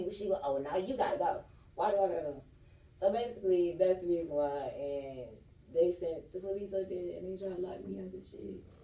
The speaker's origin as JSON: {"language": "English", "region": "Michigan", "country": "United States", "said": "first of all, I got locked up in fucking Florida. not from Georgia, first of all. I'm from Michigan"}